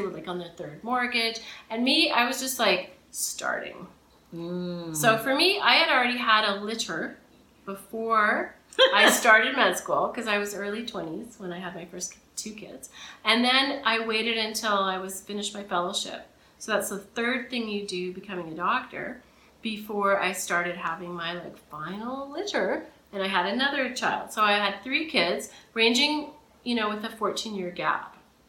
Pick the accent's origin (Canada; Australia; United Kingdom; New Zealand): Canada; Camrose, Alberta; now in Toronto, Canada; Camrose, Alberta.